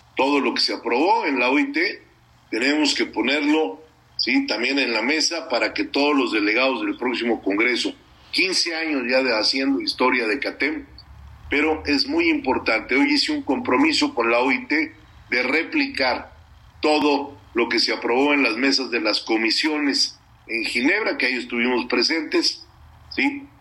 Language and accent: Spanish; Mexico; como mexicano